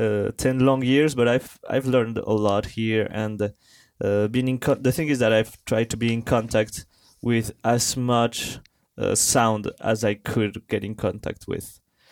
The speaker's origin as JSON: {"language": "English", "country": "Colombia", "second_language": "English", "moved": "as an adult", "lives_now": "France", "said": "So actually I'm from Colombia"}